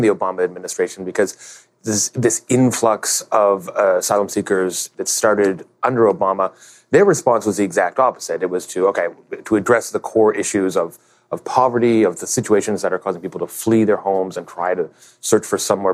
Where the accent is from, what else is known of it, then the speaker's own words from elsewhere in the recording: Canada; as a Canadian